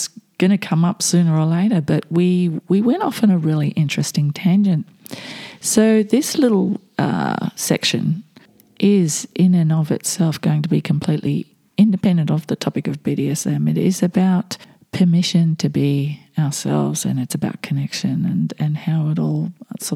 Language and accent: English; Australia; I'm Australian